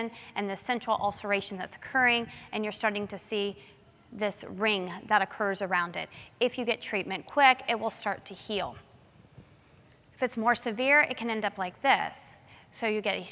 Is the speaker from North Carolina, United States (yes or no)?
no; New Smyrna Beach, Florida, United States; I grew up in New Smyrna Beach, which is in Florida